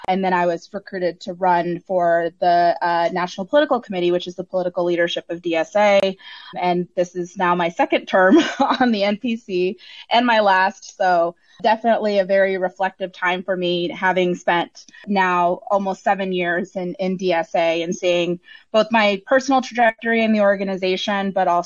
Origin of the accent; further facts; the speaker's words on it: North Texas, United States; I'm born and raised in Texas, lived in North Texas my entire life.